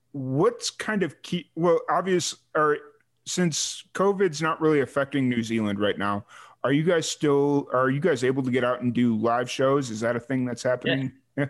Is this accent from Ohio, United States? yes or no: no; Chicago, Illinois, United States; I grew up in the south suburbs of Chicago